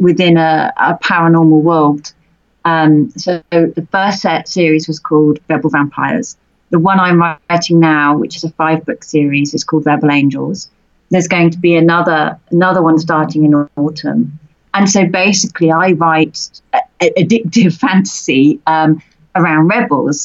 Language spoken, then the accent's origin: English; United Kingdom; being a British author